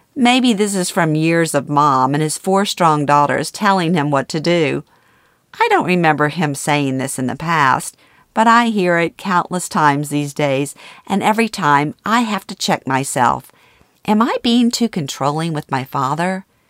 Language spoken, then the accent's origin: English; Louisiana, United States; moved away as an adult; moving back to my hometown in Louisiana after thirty-six years